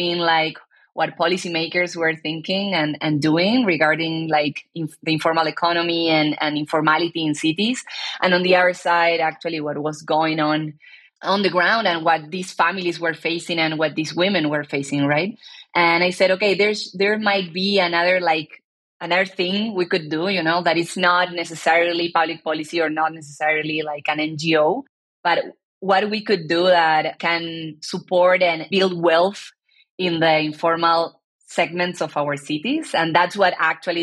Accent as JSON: {"language": "English", "country": "Argentina", "tie": "born or raised there", "said": "I'm born and raised in Argentina"}